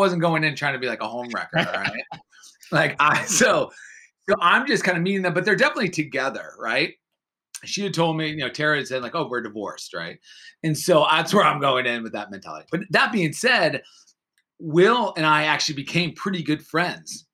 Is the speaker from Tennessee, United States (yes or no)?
no; Boston, Massachusetts, United States; moved away as an adult; now in Los Angeles, United States; where I grew up in Boston